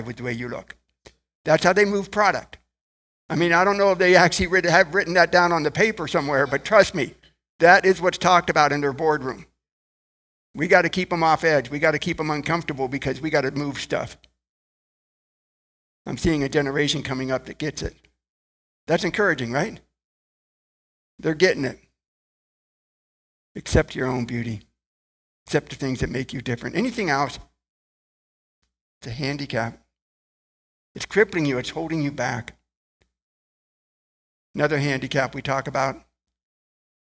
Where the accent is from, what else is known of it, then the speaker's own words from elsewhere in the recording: Ohio, United States; I was born in Ohio, come from a relatively large family